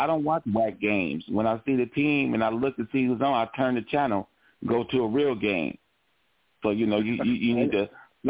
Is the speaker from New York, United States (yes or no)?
no; Los Angeles, California, United States; I'm from Los Angeles.